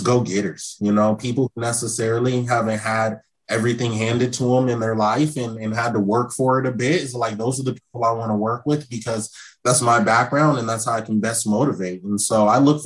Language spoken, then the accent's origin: English; Seattle, Washington, United States; I'm from Seattle. Coming back home, my first year being back home